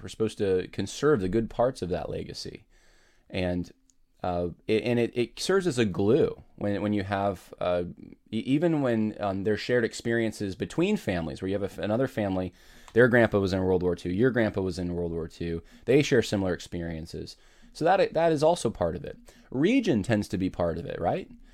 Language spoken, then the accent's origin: English; United States; in our country